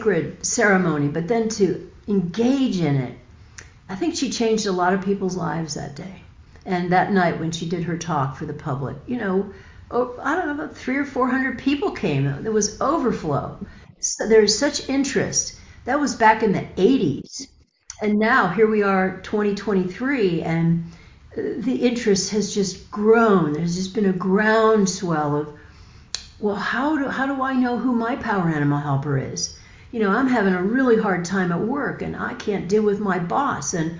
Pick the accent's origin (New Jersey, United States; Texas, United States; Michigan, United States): Michigan, United States; I grew up in Michigan. And I grew up on the Great Lake of Michigan